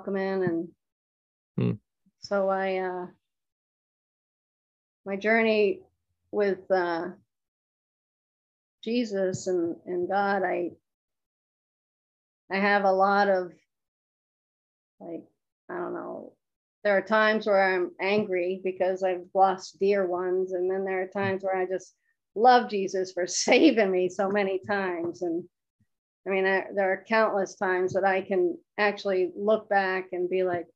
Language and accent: English; Lebanon, New Hampshire, United States; I was born and raised in Lebanon, New Hampshire